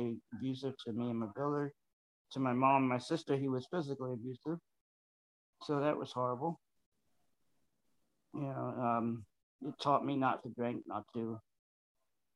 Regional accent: New York, United States; first language Spanish; English is a second language; I'm a New Yorker

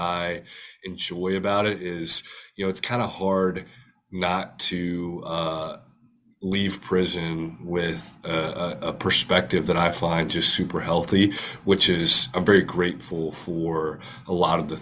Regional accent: Huntsville, Texas, United States; I grew up in Huntsville, Texas

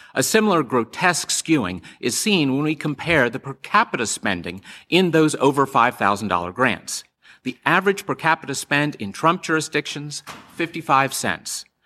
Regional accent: Virginia, United States; In my home state of Virginia

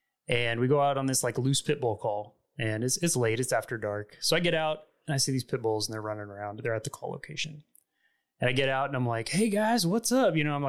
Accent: Fort Worth, Texas, United States; also born or lived in Kansas / Saudi Arabia; So I moved around a little bit, like before I was five. We got here when I was about 5 years old to Fort Worth. And we moved around a little bit. I was born in Kansas. We moved to Saudi Arabia.

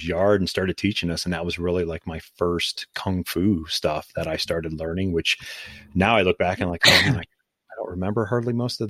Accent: Canton, Ohio, United States; I was born in Canton. I never have been

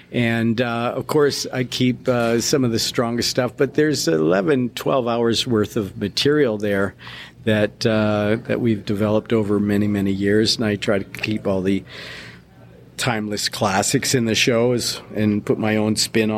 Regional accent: Australia; now in United States; It was when I came over from Australia, the first show I saw in Salt Lake City was the Wild Texas tour

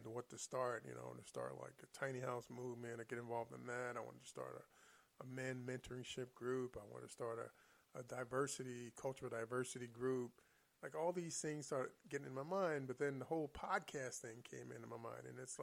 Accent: Philadelphia, Pennsylvania, United States; I'm from Philadelphia and West Philly

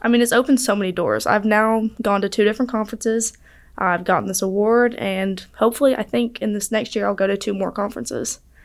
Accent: Chelsea, Alabama, United States; I'm from Birmingham

